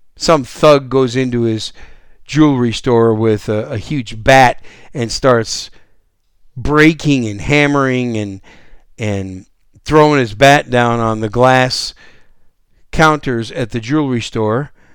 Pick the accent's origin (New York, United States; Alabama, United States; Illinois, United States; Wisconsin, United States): Wisconsin, United States; now in San Antonio, United States; I was raised up in Wisconsin